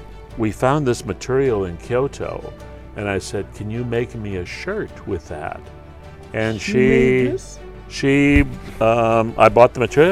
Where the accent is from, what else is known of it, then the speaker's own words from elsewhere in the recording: St. Paul, Minnesota, United States; moved away as an adult; also born or lived in Duluth, Minnesota / Osaka, Japan / Tokyo, Japan / London, United Kingdom; now in Ito, Japan; We ended up settling in St. Paul, Minnesota. Okay. And I grew up in St. Paul. I mean, I went to elementary and high school there.